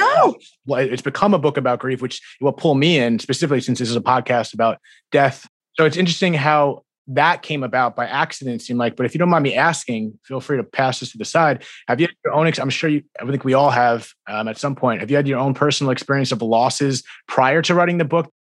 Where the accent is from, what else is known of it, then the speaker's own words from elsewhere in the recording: New Jersey, United States; I'm from, I'm from Jersey and East Coast